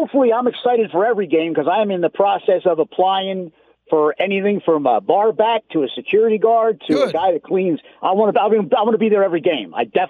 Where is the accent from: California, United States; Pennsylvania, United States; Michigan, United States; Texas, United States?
Pennsylvania, United States; Philadelphia; moved away as an adult; I've been living here 35 years, more than half my life, but I'm an Eagles fan. But I'm from Philly.